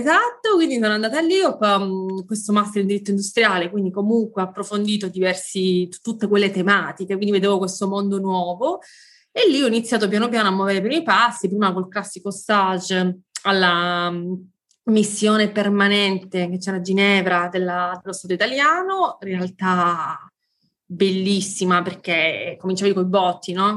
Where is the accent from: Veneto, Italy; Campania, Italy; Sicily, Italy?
Sicily, Italy; moved away as an adult; also born or lived in Rome; io sono siciliana, mi sono mm, poi spostata a Roma dove ho frequentato l'università